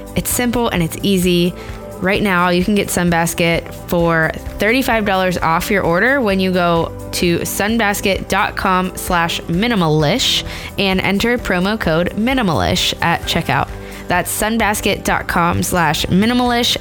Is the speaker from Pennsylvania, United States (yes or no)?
yes; Pittsburgh, Pennsylvania, United States; Pittsburgh, which is my hometown.